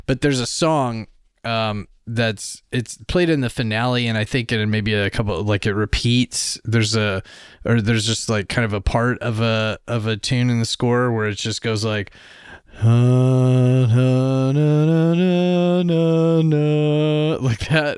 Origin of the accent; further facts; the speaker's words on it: Louisiana, United States; now in Canada; I'm also from Louisiana, where they speak French, too